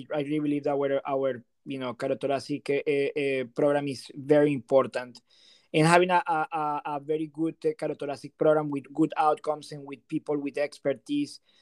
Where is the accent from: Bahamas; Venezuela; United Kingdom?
Venezuela; moved away as an adult; also born or lived in New Haven, Connecticut / Pittsburgh / Burlington, Massachusetts; now in Delray Beach, United States; I'm originally from Venezuela